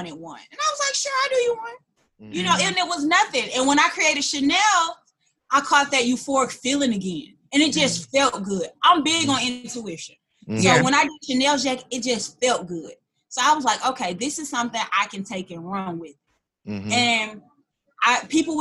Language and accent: English; Atlanta, Georgia, United States; moved away as an adult; now in Cincinnati, United States; I was born and raised in Atlanta, Southwest Atlanta.